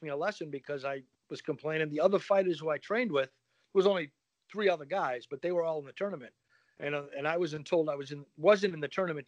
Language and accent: English; Boston, Massachusetts, United States; also born or lived in Carrickfergus, Northern Ireland; growing up, being from the Boston area